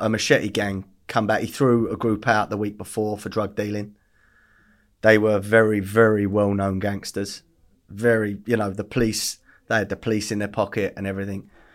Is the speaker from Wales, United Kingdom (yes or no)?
no; Essex, East of England, United Kingdom; also born or lived in Bethnal Green / West London; we ended up in Essex when I was, like, three. Um, grew up above pubs.